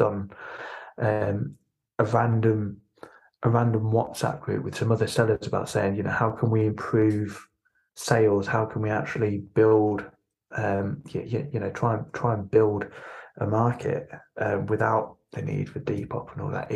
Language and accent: English; Norwich, East of England, United Kingdom; Growing up in Norwich